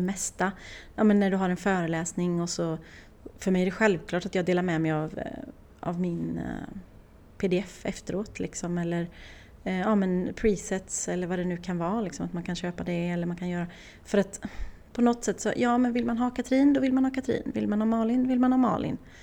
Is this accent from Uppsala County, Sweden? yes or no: no; Åmål, Västra Götaland, Sweden; moved away as an adult; ända tills jag flyttade ifrån Åmål